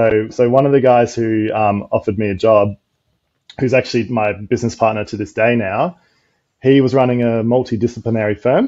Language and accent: English; Adelaide, South Australia, Australia; moved away as an adult; now in Gold Coast, Australia; I'm originally from Adelaide